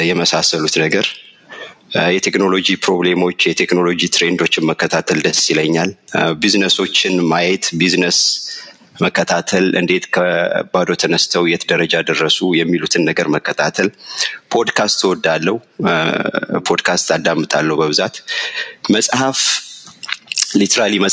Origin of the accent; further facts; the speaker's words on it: Addis Ababa, Ethiopia; አዲስ አበባ ካሳንችስ ነው የተወለድኩት ያደግኩት። እድገቴ እዛው ካሳንችስ ስቴዲዮም ምናምን እዛ አካባቢ ነበር በወቅቱ።